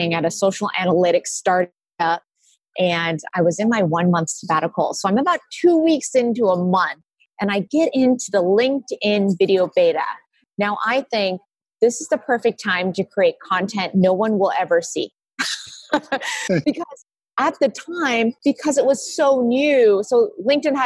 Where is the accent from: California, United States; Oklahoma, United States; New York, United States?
California, United States; Silicon Valley; I grew up in Silicon Valley